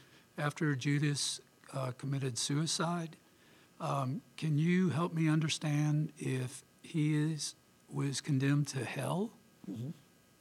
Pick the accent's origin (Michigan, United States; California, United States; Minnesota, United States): Michigan, United States; outside of Ann Arbor; I'm from outside of Ann Arbor, Michigan.